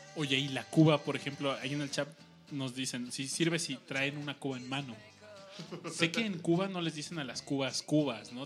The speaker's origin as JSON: {"language": "Spanish", "region": "Mexico City", "country": "Mexico", "said": "como buen chilango"}